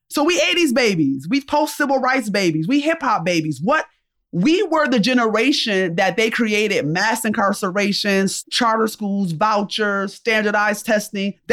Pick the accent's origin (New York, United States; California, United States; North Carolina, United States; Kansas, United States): New York, United States; Rochester; So I'm from upstate New York, I'm from Rochester, New York.